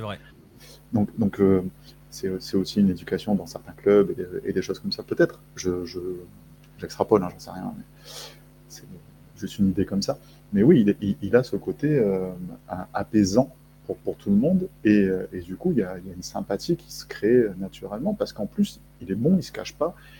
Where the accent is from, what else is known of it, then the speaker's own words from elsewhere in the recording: France; also born or lived in Argentina; je, suis français, j'ai une carte d'identité